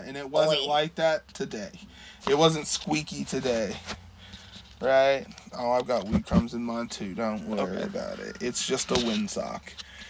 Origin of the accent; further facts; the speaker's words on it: Oklahoma, United States; Because we're from Oklahoma.